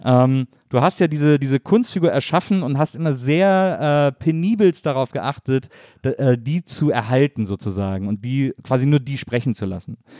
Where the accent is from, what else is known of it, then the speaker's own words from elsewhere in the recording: Wesseling, North Rhine-Westphalia, Germany; Ich komme aus Wesseling, zwischen Köln und Bonn